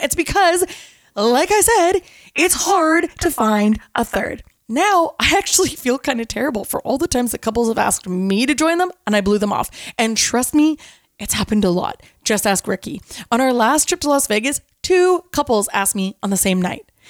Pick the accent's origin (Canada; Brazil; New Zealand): Canada; I'm Canadian